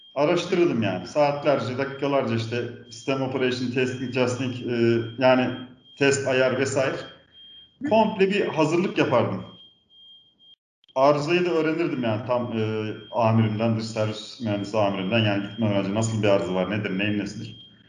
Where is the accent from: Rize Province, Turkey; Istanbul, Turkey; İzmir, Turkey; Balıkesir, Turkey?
Balıkesir, Turkey; also born or lived in Antalya; now in Ankara, Turkey; 1978 Balıksır doğumluyum.